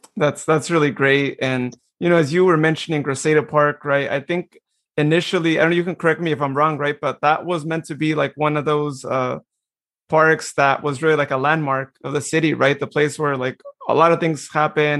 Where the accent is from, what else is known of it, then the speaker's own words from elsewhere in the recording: Modesto, California, United States; Modesto, which I am going to be biased because that is my hometown